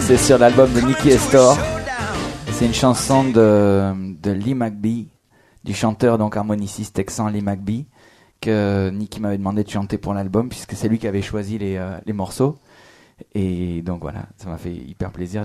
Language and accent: French; France; accent: French; avec mon accent français